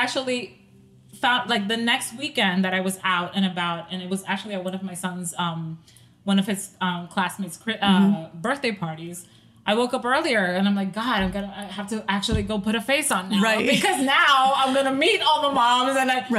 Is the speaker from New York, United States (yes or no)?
yes; Staten Island, New York, United States; also born or lived in Dominican Republic; now in New Jersey, United States; I had just moved to New Jersey from Staten Island. We are originally from Staten Island.